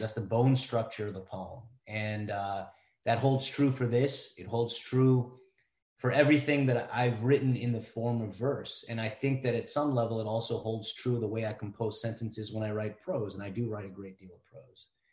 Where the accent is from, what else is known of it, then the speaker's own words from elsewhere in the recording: Cleveland, Ohio, United States; also born or lived in India; now in Columbus, United States; been a uh, Clevelander for for most of my life